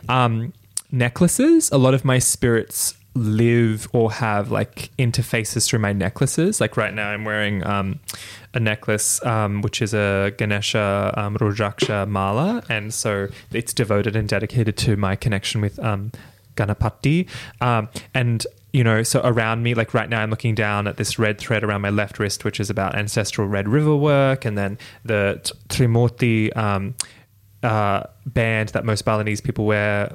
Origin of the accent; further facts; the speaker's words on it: Australia; white Australian of Irish and British heritage